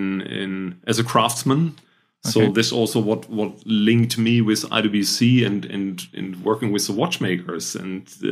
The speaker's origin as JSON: {"language": "English", "region": "North Rhine-Westphalia", "country": "Germany", "said": "I'm German. I'm trained as an industrial designer. So I'm coming from the Rhine area, close to Düsseldorf and Cologne."}